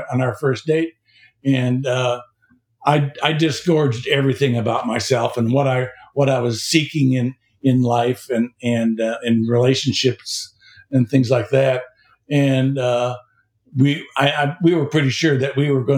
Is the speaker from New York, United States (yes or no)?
no; Chicago, Illinois, United States; moved away as an adult; also born or lived in Kentucky / Tennessee; now in Florida, United States; I'm originally from Chicago, where I practiced law and retired